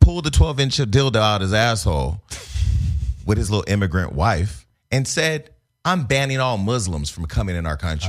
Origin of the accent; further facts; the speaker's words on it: Stockton, California, United States; moved away; I was from Stockton